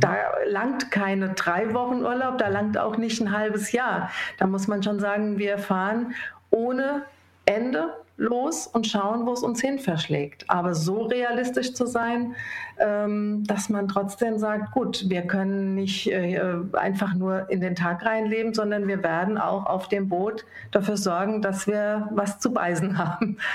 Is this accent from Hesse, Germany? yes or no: yes; Rhine-Main area, Hesse, Germany; ich bin im Rhein-Main-Gebiet aufgewachsen